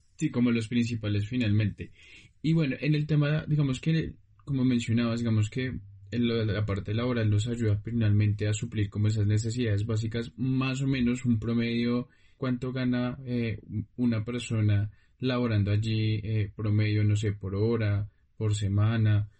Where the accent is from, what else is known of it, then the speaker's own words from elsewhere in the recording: Colombia; a nosotros como colombianos